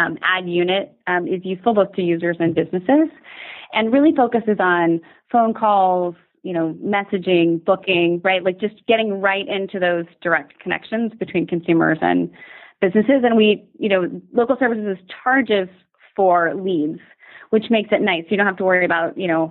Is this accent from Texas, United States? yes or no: yes; Dallas, Texas, United States; moved away; I'm originally from Dallas